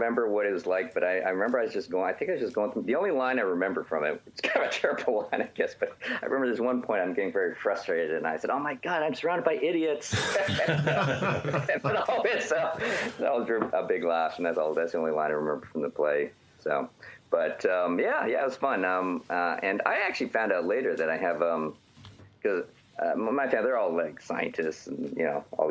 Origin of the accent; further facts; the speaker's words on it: Edmonton, Alberta, Canada; moved away; I grew up in the Great White North, Edmonton, Alberta